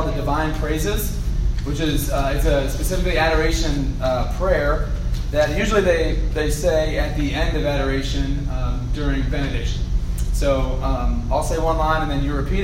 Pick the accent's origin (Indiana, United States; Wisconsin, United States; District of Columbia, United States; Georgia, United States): Georgia, United States; Roswell; born and raised in Roswell, Georgia